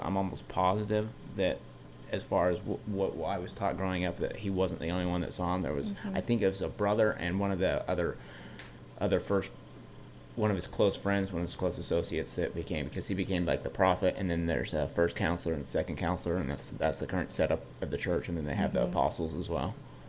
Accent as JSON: {"language": "English", "region": "Utah", "country": "United States", "tie": "born or raised there", "said": "we grew up in Utah County where it was, you know, at the time, you know, I was young, it was at least 75% Mormon."}